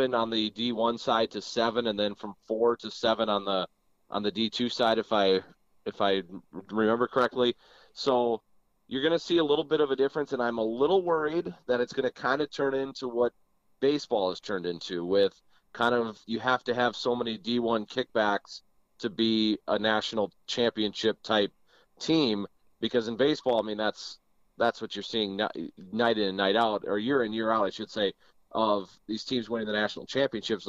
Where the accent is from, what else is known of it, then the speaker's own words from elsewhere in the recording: Minnesota, United States; moved away as an adult; also born or lived in Wisconsin; now in Jamestown, United States; I grew up in Minnesota